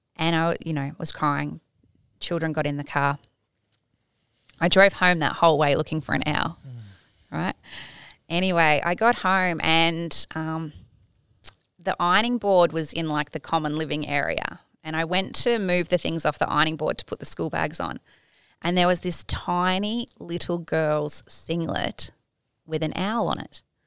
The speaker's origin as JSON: {"language": "English", "region": "Tasmania", "country": "Australia", "tie": "born or raised there", "moved": "yes", "lives_now": "Gold Coast, Australia", "said": "I grew up in Tasmania"}